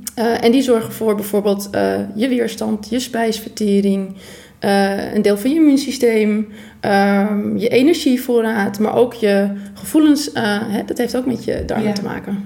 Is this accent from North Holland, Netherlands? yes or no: yes; Purmerend, North Holland, Netherlands; ik kom uit Purmerend